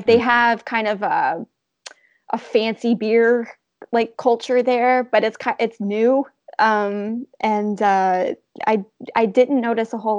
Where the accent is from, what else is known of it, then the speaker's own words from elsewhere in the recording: United States; also born or lived in Florida; growing up in America